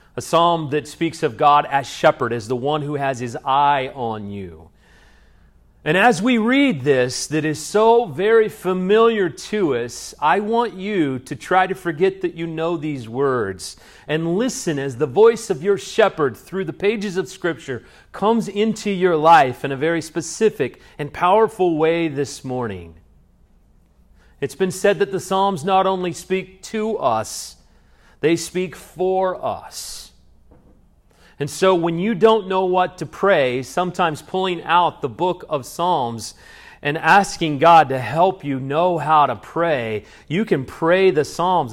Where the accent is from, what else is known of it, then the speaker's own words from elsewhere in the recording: Salina, United States; also born or lived in Dallas; now in Georgetown, United States; I used to be a child growing up in Salina